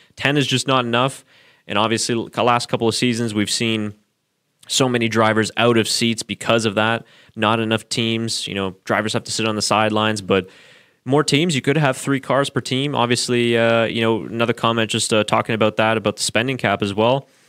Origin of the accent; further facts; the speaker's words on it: Burlington, Ontario, Canada; I was actually born in Burlington, Ontario, which is pretty much right next there to, uh, Hamilton, so I do know that area fairly well.